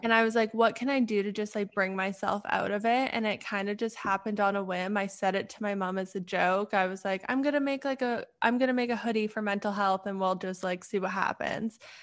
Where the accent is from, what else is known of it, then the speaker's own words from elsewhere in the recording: Canada; now in Pittsburgh, United States; I'm originally from Canada, but right now I live in Pittsburgh.